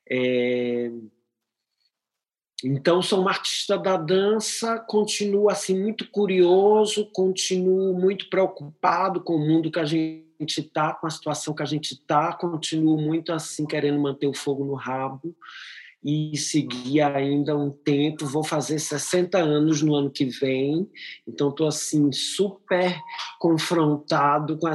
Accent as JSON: {"language": "Portuguese", "town": "Teresina", "region": "Piauí", "country": "Brazil", "tie": "born there", "also_born_or_lived": "Europe", "said": "eu nasci em Teresina, no Piauí, e, mas já vivo há 35 anos na Europa"}